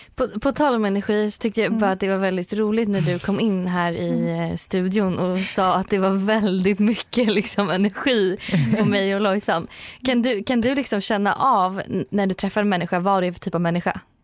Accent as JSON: {"language": "Swedish", "town": "Norrköping", "region": "Östergötland", "country": "Sweden", "moved": "yes", "said": "varit i Norrköping, där jag kommer ifrån"}